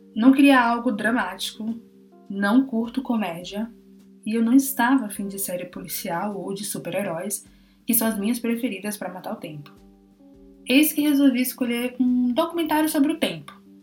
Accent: Bahia, Brazil; Eu sou da Bahia

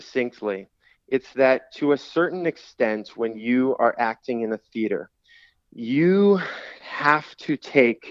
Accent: Oceano, California, United States; moved away as an adult; now in Los Angeles, United States; I grew up in Oceano, went to Arroyo Grande High School

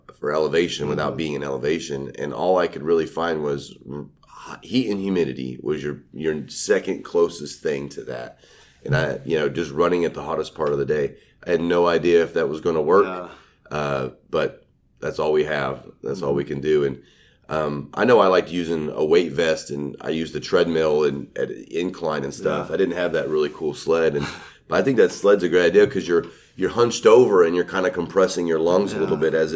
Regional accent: Oklahoma, United States; I'm from Oklahoma

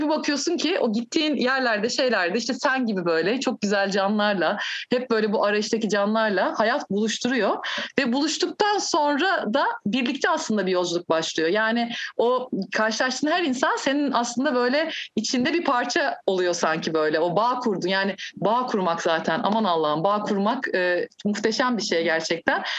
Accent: Turkey; also born or lived in Kadıköy; Türkiye'de doğdum.

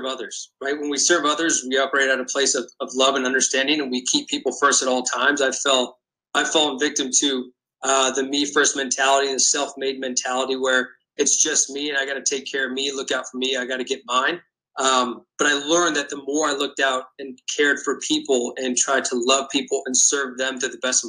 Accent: West Coast, United States; I grew up on the West Coast, a San Diego Padres fan

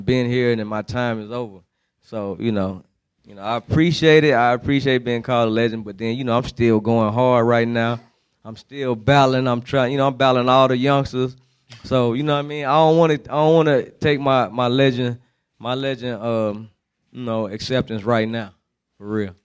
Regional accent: San Francisco, California, United States; moved away as an adult; also born or lived in Germany; now in Atlanta, United States; I spent my high school years in the Bay Area, not Oakland, but San Francisco, California. So that's why I always say that's where I'm from

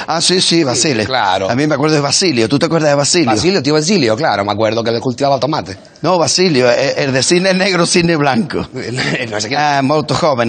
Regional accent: Los Palacios y Villafranca, Andalusia, Spain; los palacios de mi pueblo

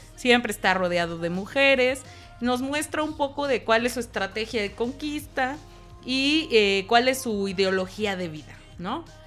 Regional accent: Acapulco, Guerrero, Mexico; soy de Acapulco

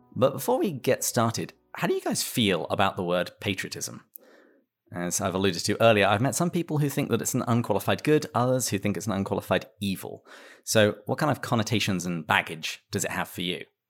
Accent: England, United Kingdom; moved away; I am English, but I live in another country

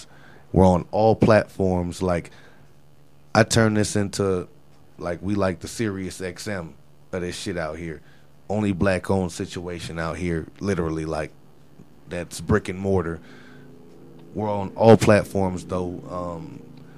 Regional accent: Florida, United States; now in Colorado, United States; I'm from Florida.

